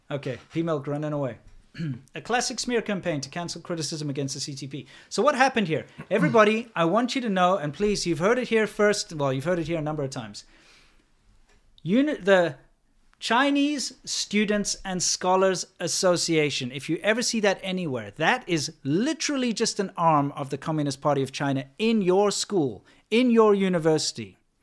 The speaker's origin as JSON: {"language": "English", "country": "South Africa", "moved": "yes", "said": "being a South African, racism is kind of part of my identity"}